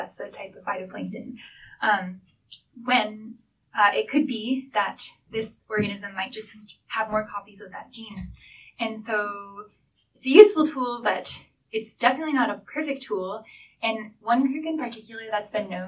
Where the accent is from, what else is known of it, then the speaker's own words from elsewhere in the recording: Seattle, Washington, United States; moved away as an adult; now in Victoria, Canada; I grew up in Seattle, which is close to the Puget Sound.